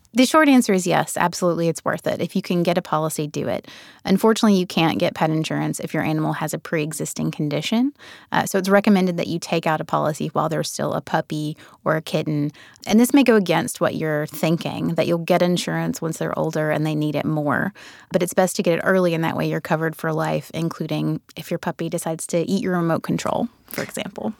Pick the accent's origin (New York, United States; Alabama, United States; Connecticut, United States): Alabama, United States; rural Alabama near Birmingham, United States; accent: southern; I grew up in rural Alabama near Birmingham, and I come from a family of savers